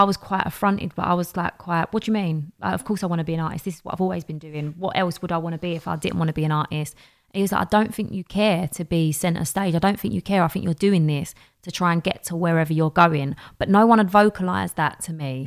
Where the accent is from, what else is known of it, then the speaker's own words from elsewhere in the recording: London, United Kingdom; accent: Cockney; I'm from Bow.